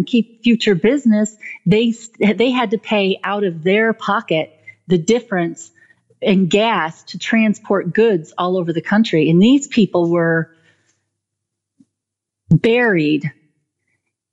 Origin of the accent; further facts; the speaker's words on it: United States; I'm an American too